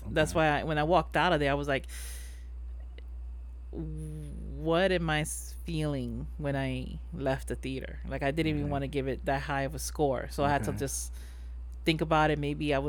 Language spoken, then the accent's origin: English; New York, United States; I was born and raised here in New York. My parents are from PR